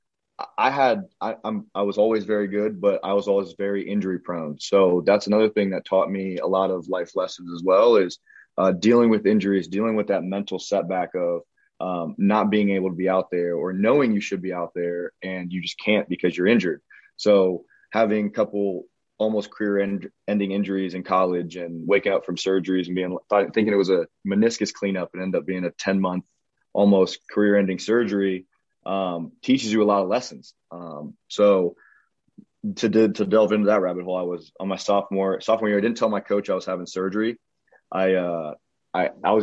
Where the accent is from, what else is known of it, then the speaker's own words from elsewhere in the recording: Pickerington, Ohio, United States; I'm from Pickerington, Ohio